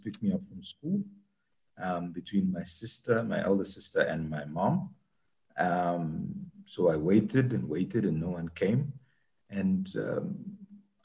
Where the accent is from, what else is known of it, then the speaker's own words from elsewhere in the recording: Zambia; moved away; When I was growing up in Zambia